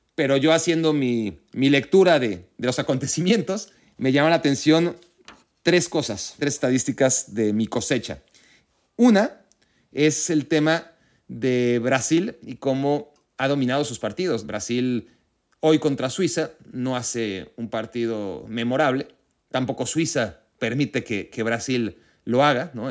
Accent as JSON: {"language": "Spanish", "country": "Mexico", "said": "siendo mexicano"}